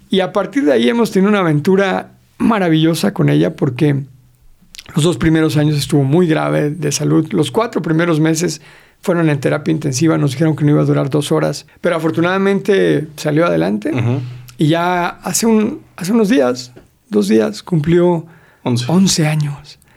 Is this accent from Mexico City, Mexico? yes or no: yes; Mexico City, Mexico